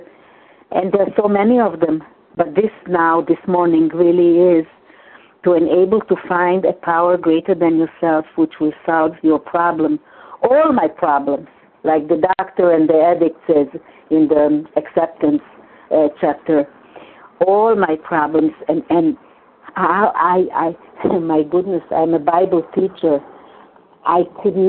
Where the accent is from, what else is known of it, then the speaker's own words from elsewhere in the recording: Hungary; first language Hungarian; English is a second language; moved away; in my mother tongue, in Hungarian